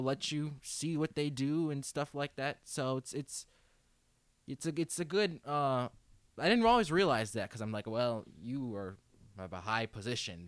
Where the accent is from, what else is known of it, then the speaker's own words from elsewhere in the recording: Silver Spring, Maryland, United States; I'm from Silver Spring, only Maryland, down yep. in Montgomery County